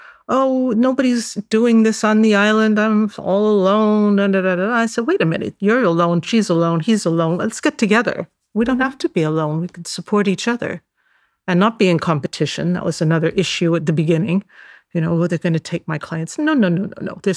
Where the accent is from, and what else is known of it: San Francisco, California, United States; born or raised there; moved away as an adult; now in Cyprus